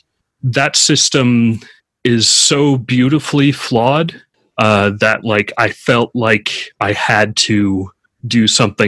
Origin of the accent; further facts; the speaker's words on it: California, United States; I'm from California